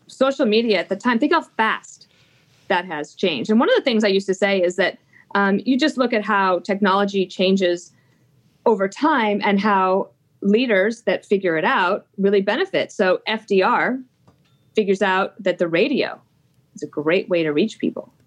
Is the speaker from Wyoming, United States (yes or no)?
yes; Wyoming, United States; i grew up in Wyoming